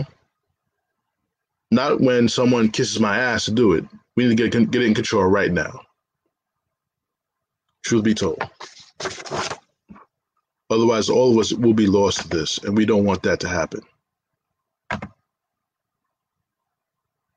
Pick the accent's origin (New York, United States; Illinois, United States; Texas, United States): New York, United States; as a New Yorker